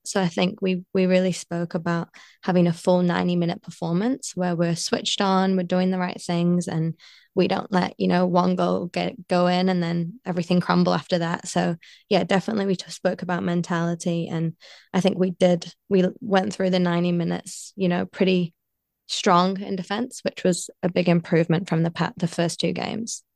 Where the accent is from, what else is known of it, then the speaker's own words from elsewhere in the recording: Bolton, North West England, United Kingdom; now in New Zealand; I was born in Bolton